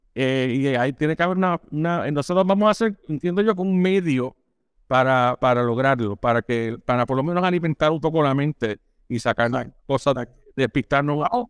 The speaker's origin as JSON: {"language": "Spanish", "country": "Puerto Rico", "said": "como puertorriqueño"}